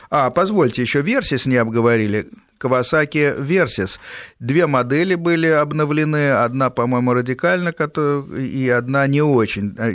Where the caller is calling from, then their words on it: Lyubertsy, Moscow Oblast, Russia; А, я живу в Люберцах, Подмосковье.